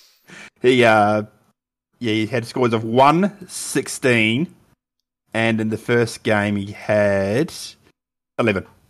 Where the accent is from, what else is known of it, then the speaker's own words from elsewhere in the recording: Canterbury, New Zealand; I'm from Canterbury, so the Crusaders